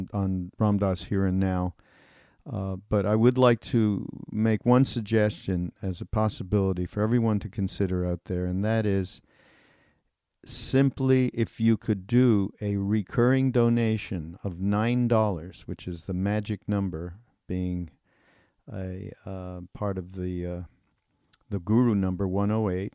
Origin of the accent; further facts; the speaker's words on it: Montreal, Quebec, Canada; my hometown in Montreal